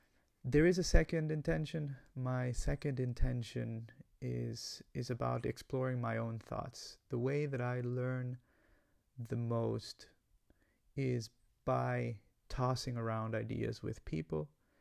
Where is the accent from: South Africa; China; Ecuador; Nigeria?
Ecuador; Guayaquil, Guayas; English is a second language; also born or lived in United States; I come from Ecuador. I was born in Guayaquil, Ecuador. That's a coastal city, hot city in South America.